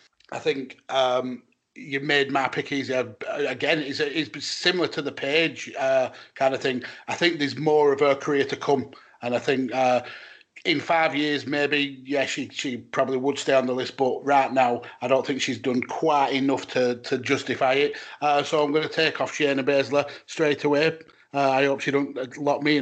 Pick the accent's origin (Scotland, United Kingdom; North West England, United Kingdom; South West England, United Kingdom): North West England, United Kingdom; Lancashire; accent: thick Lancashire; my thick Lancashire accent